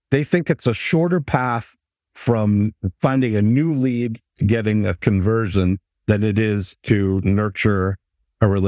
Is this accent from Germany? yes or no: no; Michigan, United States; I'm from Michigan.